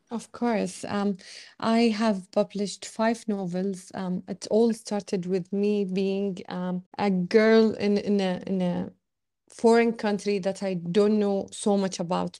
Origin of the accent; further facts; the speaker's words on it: Bahrain; also born or lived in Australia; I was born in Bahrain and raised in Bahrain, but, and lived my whole life in Bahrain, um, but except for five years where I studied abroad in Australia.